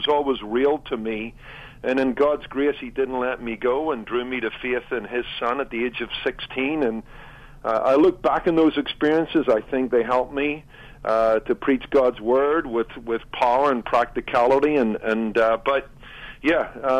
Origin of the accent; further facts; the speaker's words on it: Northern Ireland, United Kingdom; I did grow up in Northern Ireland